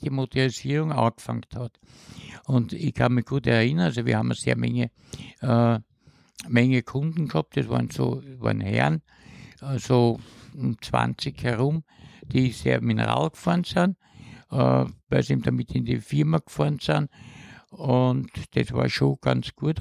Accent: Vienna, Austria; also born or lived in Haldensleben, Germany; Mit Pausen bin ich aufgewachsen in 16 Bezirk

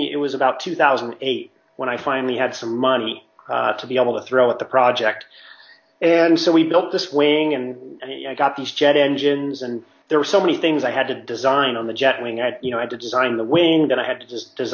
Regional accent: Mammoth Lakes, California, United States; moved away; I'm from Mammoth, and my parents have a house up there

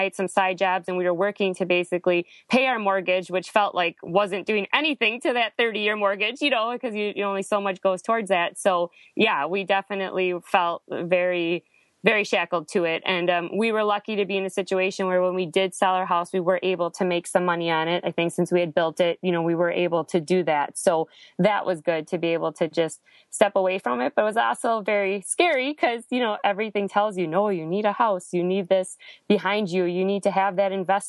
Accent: Wisconsin, United States; moved away; I'm actually from Wisconsin

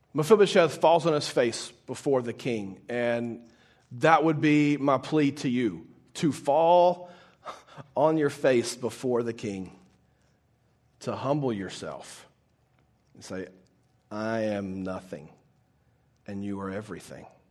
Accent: Baton Rouge, Louisiana, United States; moved away; I'm originally from Baton Rouge, Louisiana

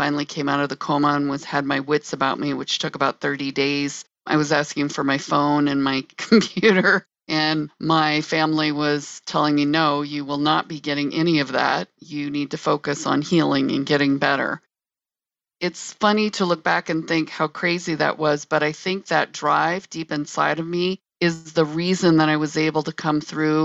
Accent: South Dakota, United States; moved away; also born or lived in Illinois; I am originally from South Dakota and I came to the state of Illinois.

